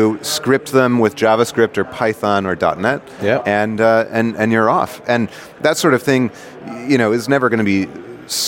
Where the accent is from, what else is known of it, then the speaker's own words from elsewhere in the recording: New York, United States; moved away as an adult; now in Silicon Valley, United States; I'm a New Yorker.